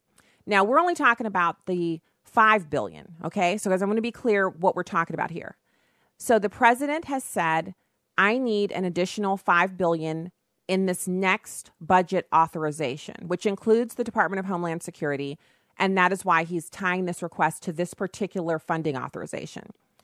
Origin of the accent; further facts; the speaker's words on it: Germany; That's like almost a Fußgänger zone, which is what I'm used to calling it because I grew up in Germany